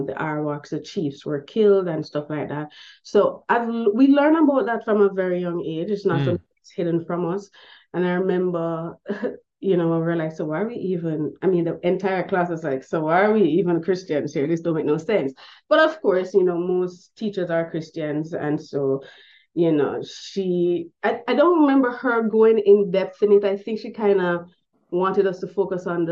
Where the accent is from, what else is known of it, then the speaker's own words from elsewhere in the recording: Jamaica; growing up in Jamaican high schools, we do have history lessons that are very much real